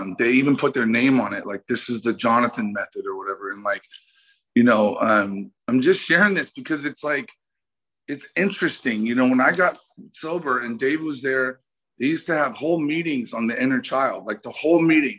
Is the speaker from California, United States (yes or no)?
yes; the Bay Area, California, United States; now in Los Angeles, United States; I grew up in the Bay